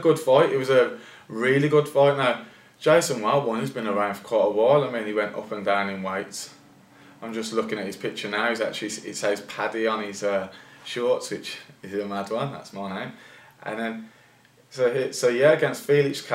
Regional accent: Birmingham, West Midlands, United Kingdom; we're from Birmingham

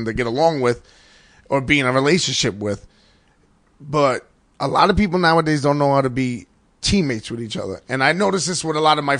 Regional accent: New York City, New York, United States; Grew up in an all Irish neighborhood in the Bronx

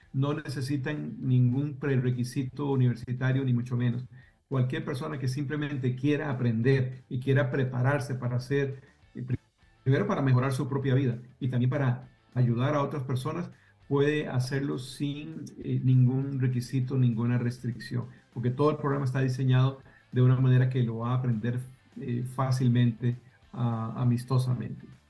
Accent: Costa Rica; now in Pembroke Pines, United States; mi esposa, yo y nuestros hijos somos originarios de Costa Rica

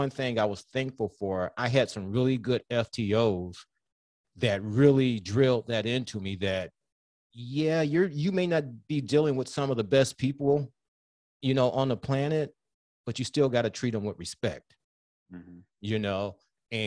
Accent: Southfield, Michigan, United States; growing up in Southfield

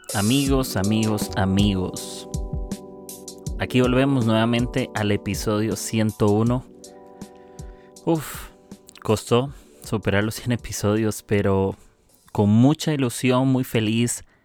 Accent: Costa Rica; soy de Costa Rica

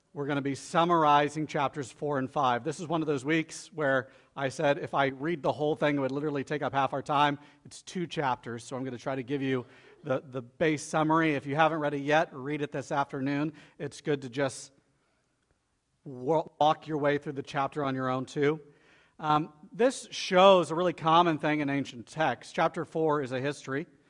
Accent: Florida, United States; I'm from Florida too

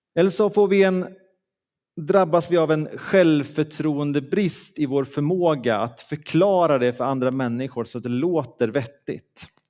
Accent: Leksand, Dalarna County, Sweden; moved away; där jag kommer ifrån i, från Leksand

